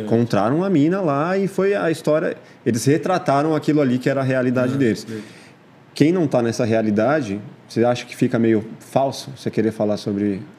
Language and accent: Portuguese; São Paulo, Brazil; eu cresci na, na Vila Matilde, Zona Leste